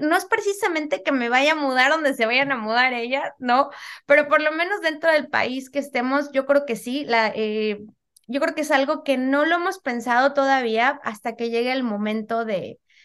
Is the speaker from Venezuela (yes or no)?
no; Mexico City, Mexico; moved away as an adult; now in United States; yo soy originaria de la Ciudad de México